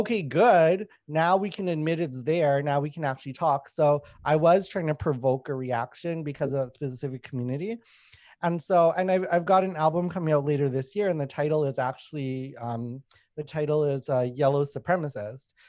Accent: Winnipeg, Manitoba, Canada; also born or lived in Thailand / Laos; I grew up in Winnipeg

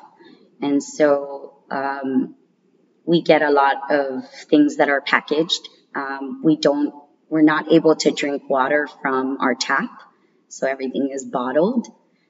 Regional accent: Saipan, Northern Mariana Islands; I am born and raised from the Northern Mariana Islands. I was born on Saipan.

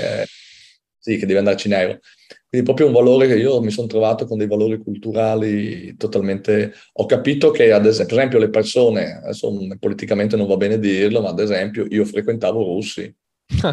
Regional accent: Udine, Friuli-Venezia Giulia, Italy; io sono di Udine

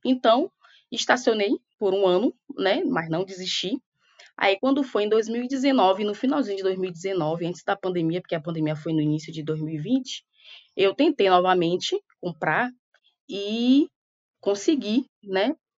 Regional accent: Salvador, Bahia, Brazil; moved away; also born or lived in Rio de Janeiro; eu saí daqui, eu saí de Salvador justamente para ir trabalhar, né? Eu era muito jovem

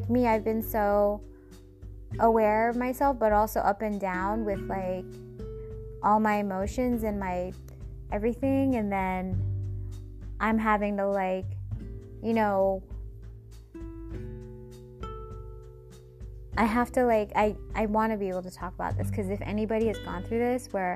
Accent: Seattle, Washington, United States; Seattle, which is my hometown

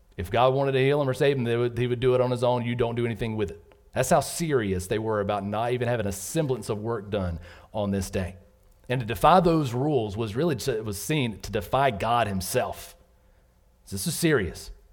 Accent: Southern Georgia, United States; moved away as an adult; also born or lived in North Carolina; I grew up in Southern Georgia

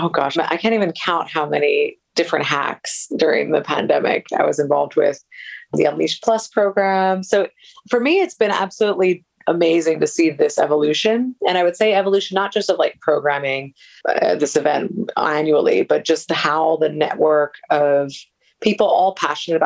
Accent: United States; moved away as an adult; also born or lived in Colombia; I come originally from the States.

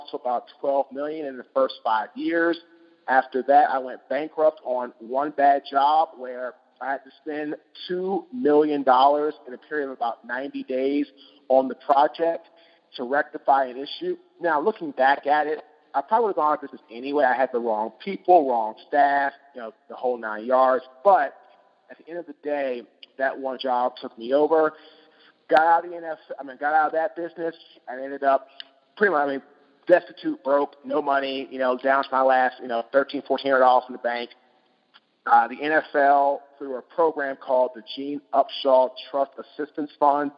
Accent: Washington, District of Columbia, United States; I'm originally from Washington, D.C.

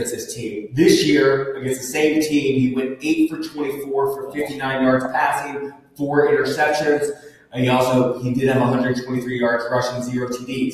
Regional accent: Jacksonville, Florida, United States; I grew up in the state of Florida, Jacksonville.

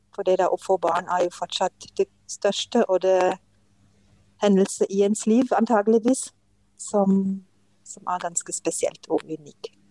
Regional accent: Germany; Norwegian is a second language; moved away as an adult; now in Norway; jeg kommer fra Tyskland og kom til Norge for 35 eh, år siden

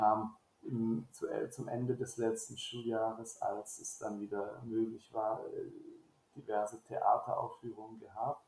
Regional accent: Baden-Württemberg, Germany; moved away as an adult; now in France; ich komme aus Baden-Württemberg

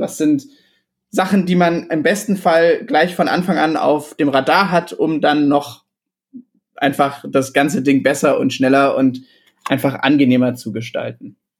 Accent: Illertissen, Bavaria, Germany; moved away; ich komme aus Illertissen ursprünglich, das ist ein äh, kleines Kaff irgendwo im Süden

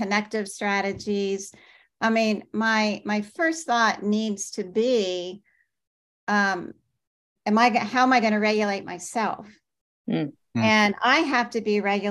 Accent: Washington, District of Columbia, United States; moved away as an adult; now in Oklahoma, United States; growing up in Washington, D.C.

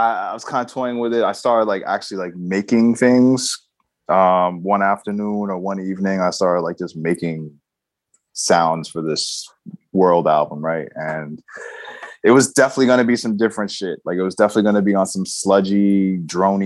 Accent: New York City, New York, United States; also born or lived in Queens; I still live in New York. I'm from New York. I'm from Manhattan originally

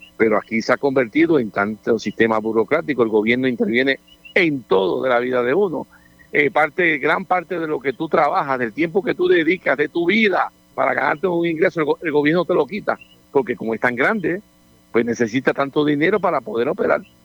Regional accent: Puerto Rico

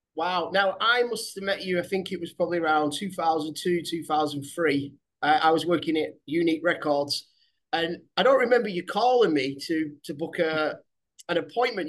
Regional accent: Manchester, North West England, United Kingdom; my hometown, Manchester.

